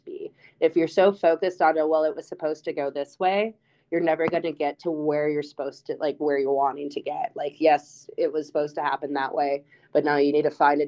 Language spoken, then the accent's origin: English; Iowa, United States; growing up in Iowa